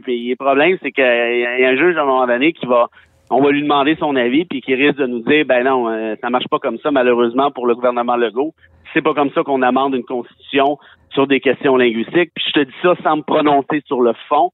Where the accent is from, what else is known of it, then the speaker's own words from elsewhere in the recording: Mont-Laurier, Quebec, Canada; moved away as an adult; also born or lived in Montreal; je viens de région, je viens de Mont-Laurier